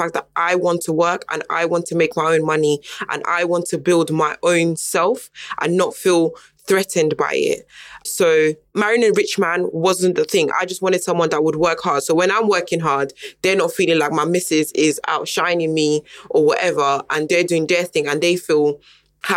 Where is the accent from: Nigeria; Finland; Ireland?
Nigeria; now in United Kingdom; obviously I was born in Nigeria. I was born into a good family in Niger